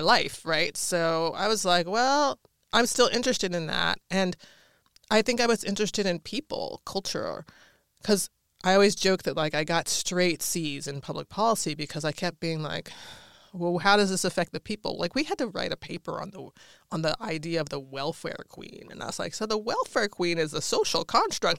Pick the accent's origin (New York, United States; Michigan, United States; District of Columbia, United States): District of Columbia, United States; Washington; moved away; so I grew up in Washington, D C